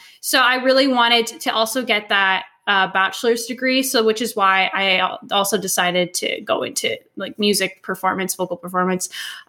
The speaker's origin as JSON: {"language": "English", "country": "Canada", "said": "Yes, I'm Canadian"}